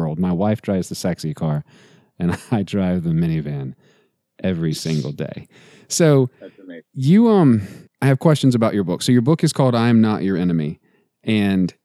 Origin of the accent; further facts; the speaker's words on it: Texas, United States; I'm from Texas